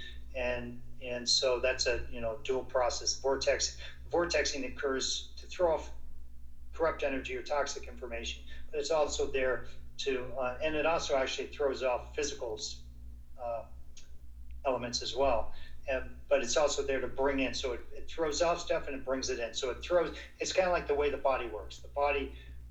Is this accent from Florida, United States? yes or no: yes; South Florida, United States; I grew up in Florida, in South Florida.